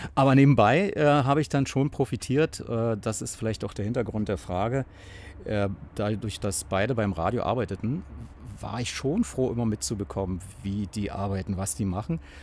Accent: Berlin, Germany; ich bin äh, an einer, ich sag mal, einer Zonengrenze knapp geboren in der Berliner Charité.

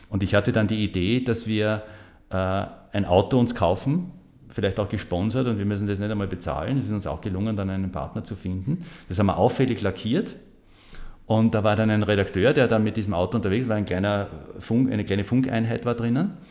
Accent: Graz, Styria, Austria; Bin ja gebürtiger Grazer, also ich kannte ja die Stadt gut

